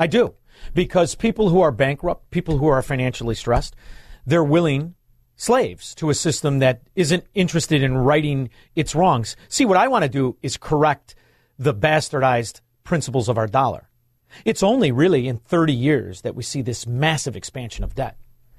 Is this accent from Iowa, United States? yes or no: no; Chicago, Illinois, United States; I'm a Chicagoan